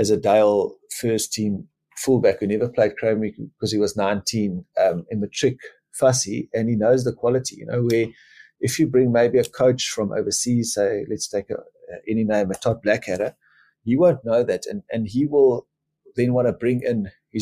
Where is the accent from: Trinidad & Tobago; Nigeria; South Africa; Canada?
South Africa; I was born in a little area called Bubsfontein on a farm. You know, my mom and dad, lovely people, but Afrikaans, and I'm Afrikaans